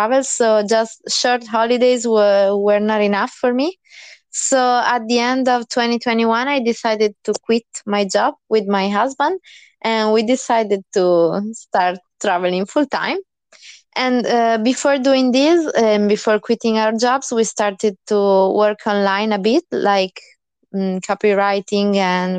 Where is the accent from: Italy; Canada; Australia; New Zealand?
Italy; moved away as an adult; I'm from Italy